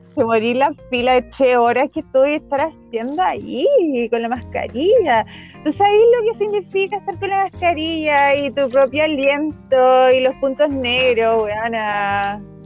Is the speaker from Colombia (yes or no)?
no; Santiago, Santiago Metropolitan Region, Chile; yo nací acá en Santiago.